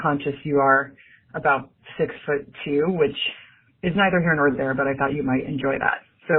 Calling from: Seattle, Washington, United States; I'm calling from Seattle

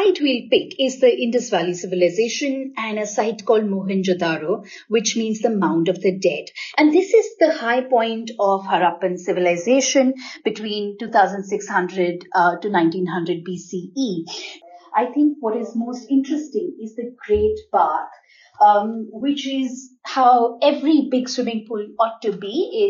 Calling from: Navi Mumbai, Maharashtra, India; I live in New Bombay, which is Navi Mumbai, which is outside of Bombay.

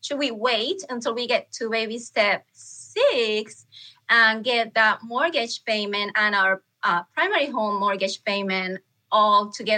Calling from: Palmer, Alaska, United States; I'm calling from Palmer, Alaska.

